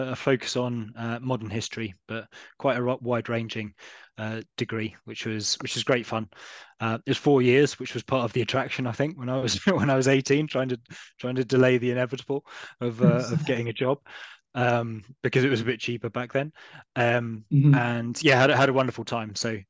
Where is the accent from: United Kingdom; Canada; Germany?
United Kingdom; London; also born or lived in Essex / New Delhi, India / Karachi, Pakistan / Edinburgh; I was born in Essex, but then very soon after that, my parents took us on a bit of an international journey. So I lived in New Delhi in India, and then Karachi in Pakistan up until I was about 11, and then came back to London, studied there